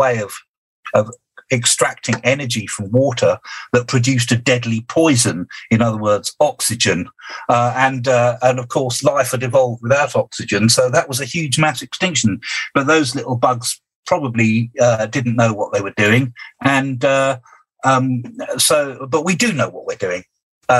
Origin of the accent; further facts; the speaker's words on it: United Kingdom; I'm a Brit.